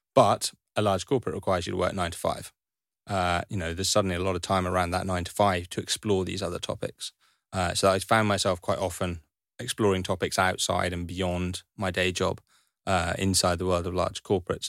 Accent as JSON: {"language": "English", "region": "Highlands of Scotland", "country": "United Kingdom", "tie": "born or raised there", "said": "I grew up in Highlands of Scotland"}